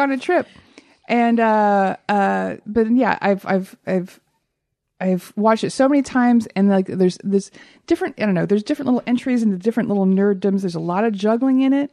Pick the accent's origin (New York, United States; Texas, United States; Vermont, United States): Texas, United States; also born or lived in Oklahoma; I'm from Texas